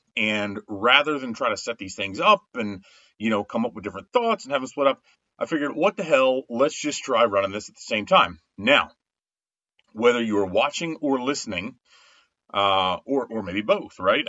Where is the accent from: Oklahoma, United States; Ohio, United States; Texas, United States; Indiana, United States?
Indiana, United States; Winamac; also born or lived in North Judson, Indiana; So I was born in Winnemac, Indiana had a Winnemac address for a long time, but we went to school and we're in the school district of North Judson, Indiana